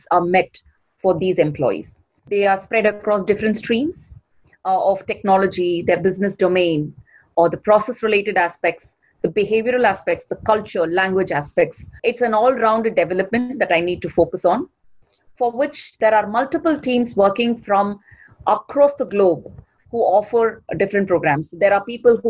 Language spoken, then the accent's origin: English; Chennai, Tamil Nadu, India; I'm from India, born and brought up in a city named Chennai